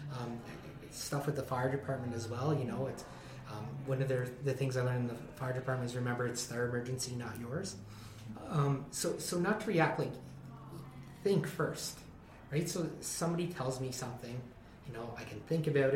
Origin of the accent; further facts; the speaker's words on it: East Coast, Canada; now in Hinton, Canada; I'm from the East Coast